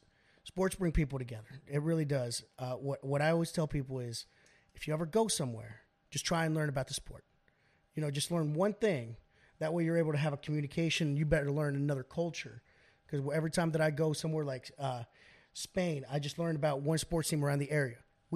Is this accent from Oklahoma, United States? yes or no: yes; Oklahoma City, Oklahoma, United States; Because I grew up in Oklahoma City Public Schools.